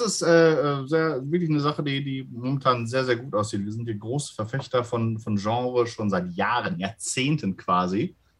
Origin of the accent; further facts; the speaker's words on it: Gelsenkirchen, North Rhine-Westphalia, Germany; in Gelsenkirchen, in meiner Heimatstadt